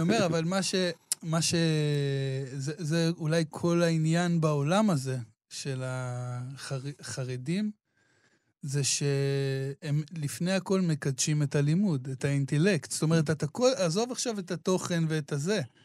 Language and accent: Hebrew; Israel